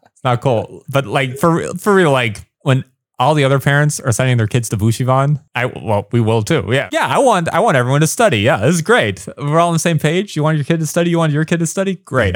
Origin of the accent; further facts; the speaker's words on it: Windsor, Ontario, Canada; first language English; moved away as an adult; also born or lived in Los Angeles, United States; now in Taiwan; I've been on T V a little bit in my hometown